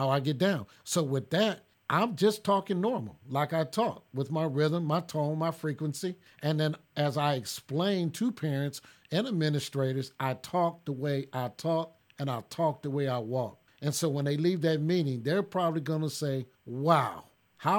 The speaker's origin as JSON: {"language": "English", "country": "United States", "tie": "born or raised there", "also_born_or_lived": "Los Angeles, California / Tulsa, Oklahoma", "moved": "yes", "said": "I was raised in L.A. and I was raised in North Tulsa, Oklahoma."}